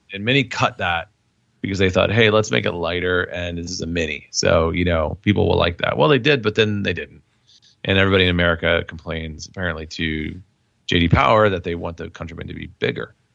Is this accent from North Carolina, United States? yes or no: no; Indiana, United States; moved away as an adult; now in Illinois, United States; I was born in Indiana. Um, I, you know, lived there temporary, I mean, before I, I left in college.